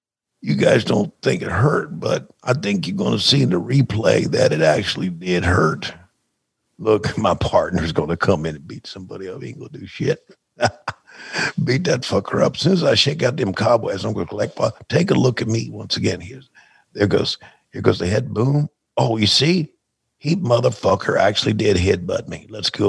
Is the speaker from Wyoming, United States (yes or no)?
no; Minnesota, United States; we're from Minnesota, so we try to outdo everybody else.